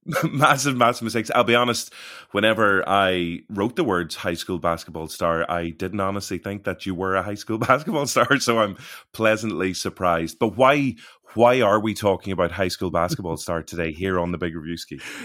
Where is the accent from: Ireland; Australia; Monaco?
Ireland; growing up in Ireland